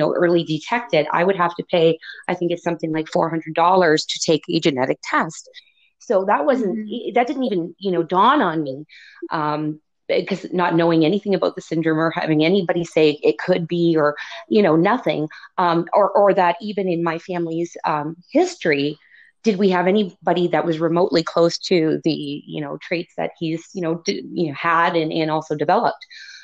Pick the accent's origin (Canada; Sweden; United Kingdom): Canada; Niagara Falls, Ontario; moved away as an adult; also born or lived in Toronto; making a move back to Niagara Falls, which is my hometown.